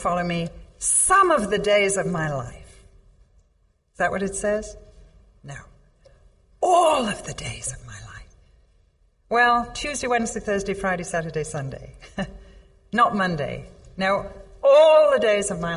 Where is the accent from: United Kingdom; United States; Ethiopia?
United Kingdom; England; I'm English